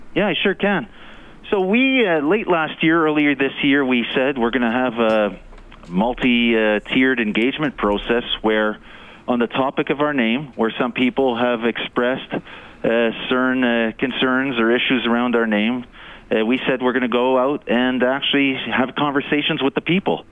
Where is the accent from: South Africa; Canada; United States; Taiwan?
Canada; also born or lived in Eastern Canada; now in Edmonton, Canada; as a Canadian